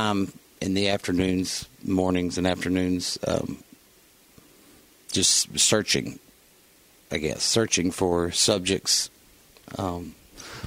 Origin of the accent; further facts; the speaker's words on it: Elizabethton, Tennessee, United States; also born or lived in Johnson City, Tennessee / Nashville, Tennessee; now in Bristol, Virginia, United States; growing up where I did in East Tennessee, Elizabethton, Tennessee